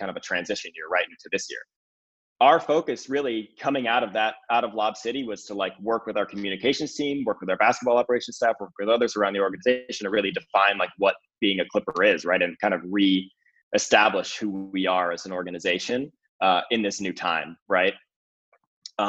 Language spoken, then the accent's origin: English; Connecticut, United States; now in Los Angeles, United States; I grew up in the Northeast in Connecticut